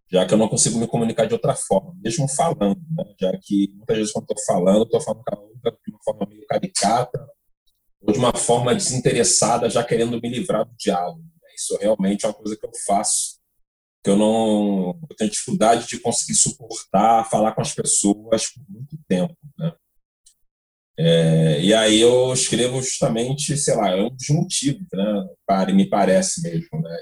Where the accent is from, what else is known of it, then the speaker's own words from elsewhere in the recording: Rio de Janeiro, Brazil; moved away as an adult; also born or lived in São Paulo / Bahia; eu sou do Rio